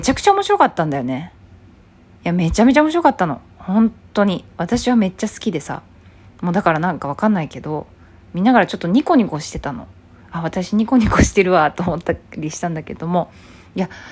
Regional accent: Hyogo, Japan; 私は兵庫だからね

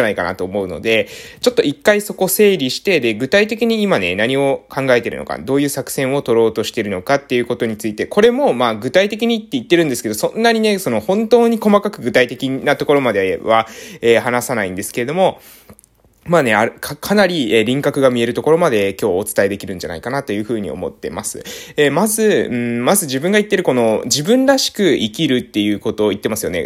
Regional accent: Japan; 私の地元ですね、えー、島の活性化

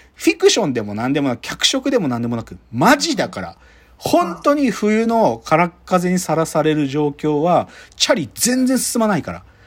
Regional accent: Maebashi, Gunma, Japan; 僕は前橋高校、前高出身

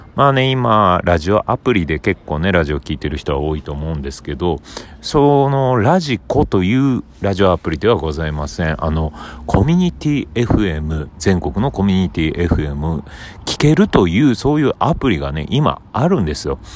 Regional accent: Obihiro, Hokkaido, Japan; now in Tokyo, Japan; 北海道帯広市、僕の地元

